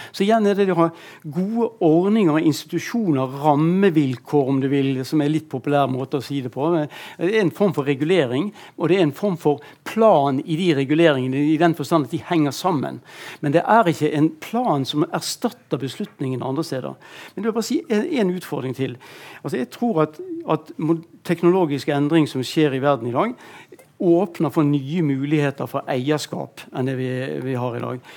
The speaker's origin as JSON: {"language": "Norwegian", "town": "Bergen", "region": "Vestland", "country": "Norway", "said": "jeg kom fra Bergen"}